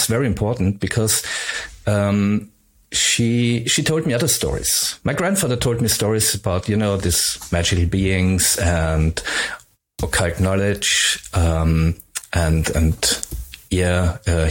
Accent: Upper Styria, Austria; first language German; English is a second language; I grew up in Upper Styria, and there's not much

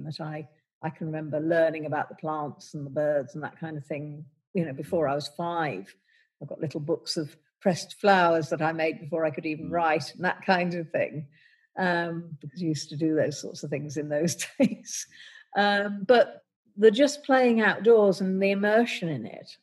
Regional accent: London, United Kingdom; I grew up in London

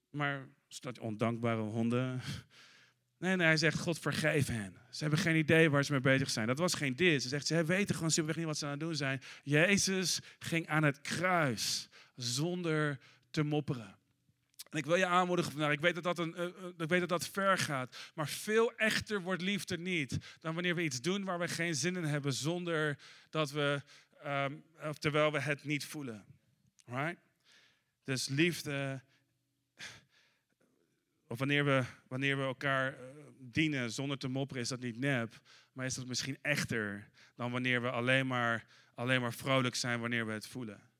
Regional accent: Netherlands; ik, als Nederlander ben je snel geneigd om te denken: ah, dat is enigszins nep.

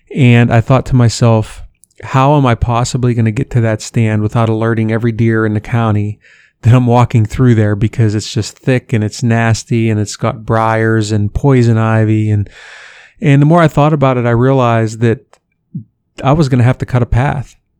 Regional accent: Western Pennsylvania, United States; now in Columbus, United States; I grew up in Western Pennsylvania

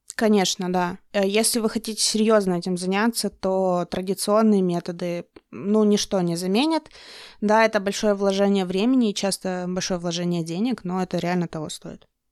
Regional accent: Russian Far East, Russia; moved away; я, как человек из Дальнего Востока

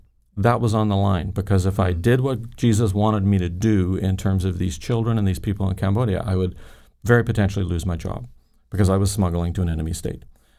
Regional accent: Ireland; Growing up in Ireland, I had seen lots of fear and violence, shootings and bombings, etc.

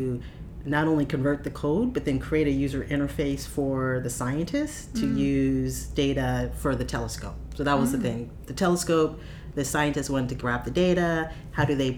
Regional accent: Pasadena, California, United States; I grew up in Pasadena

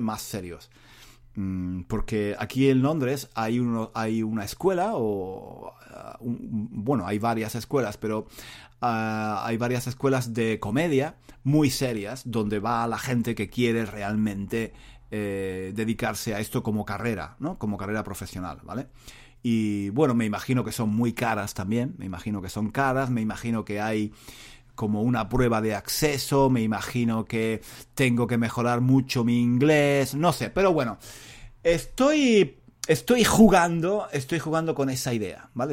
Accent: Spain; moved away as an adult; now in London, United Kingdom; donde yo era el único español

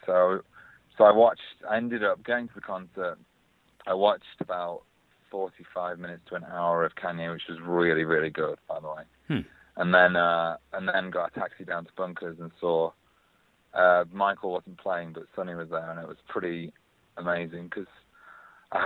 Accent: Northern England, United Kingdom; accent: slightly Northern English; now in London, United Kingdom; it's kind of like a Northern English kind of... slightly Northern English accent I've got there

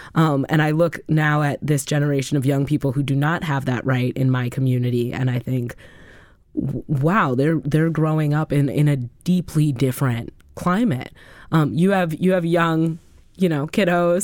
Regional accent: Madison, Wisconsin, United States; born and raised in Madison, Wisconsin

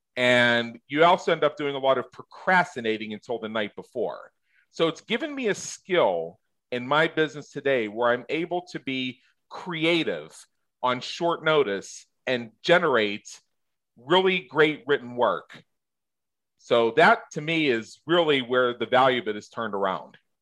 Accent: Southwest Pennsylvania, United States; I grew up in Southwest Pennsylvania

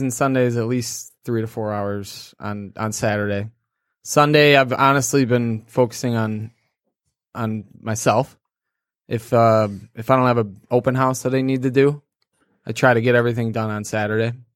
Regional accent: Clarkston, Michigan, United States; also born or lived in Kalamazoo / Grand Rapids; I grew up in Clarkston

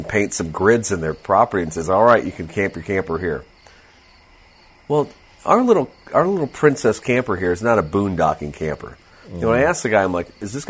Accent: Fairbury, United States; growing up in Fairbury.

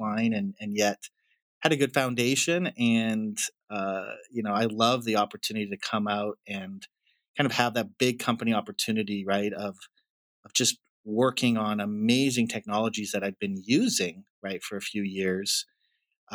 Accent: Alberta, Canada; moved away as an adult; also born or lived in Nepal; I grew up near the Rocky Mountains and, you know, was thrilled looking back to just have a beautiful place to grow up. It's been 12 years since we've lived in Canada

